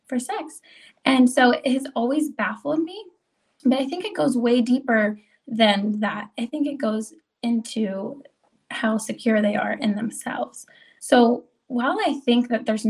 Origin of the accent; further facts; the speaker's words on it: United States; I was raised in Amish country, I was not raised by any means by a conservative family.